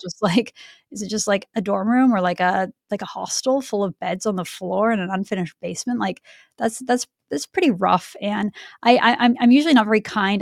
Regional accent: Vancouver, British Columbia, Canada; I grew up in Vancouver in a neighborhood where I think the average single family home is now like three million dollars.

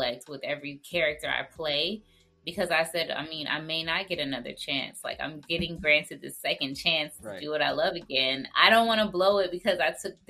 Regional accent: Stockbridge, Georgia, United States; also born or lived in Jonesboro, Georgia; I grew up in Jonesboro, and then I moved to Stockbridge, which is in Henry County

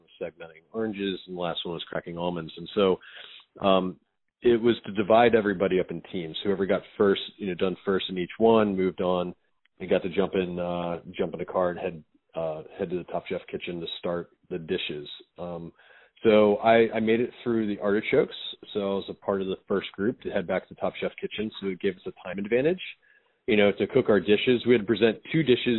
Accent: Frederick, Maryland, United States; moved away as an adult; also born or lived in New York City; I grew up in Frederick, Maryland. I went to Thomas Johnson High School.

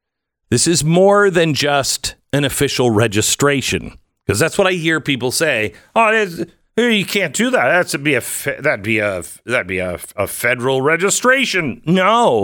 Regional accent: Texas, United States; So, here in my home state of Texas

